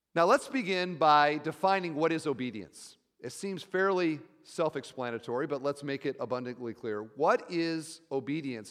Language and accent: English; Iowa, United States; I'm from Iowa